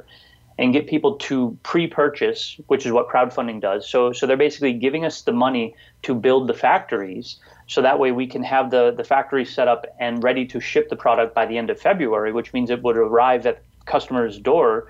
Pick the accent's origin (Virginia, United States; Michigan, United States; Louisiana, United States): Michigan, United States; Detroit; I grew up, I was born in Detroit, in inner city Detroit